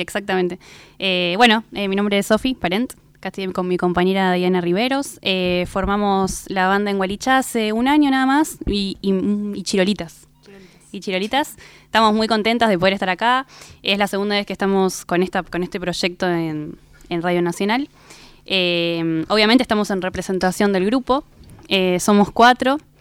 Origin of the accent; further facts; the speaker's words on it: Rosario, Santa Fe, Argentina; moved away as an adult; yo soy de Rosario, Santa Fe